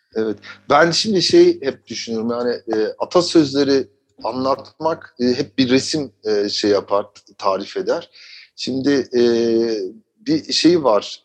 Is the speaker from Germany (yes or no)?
yes; Germany; moved away as an adult; now in Turkey; ben orada doğdum. Yaşadığım ortamda e, orada liseye gittim, üniversiteyi okudum